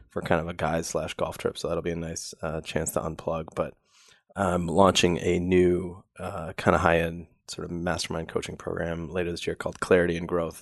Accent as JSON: {"language": "English", "region": "Wisconsin", "country": "United States", "tie": "born or raised there", "said": "I grew up in Wisconsin where we have ice fishing"}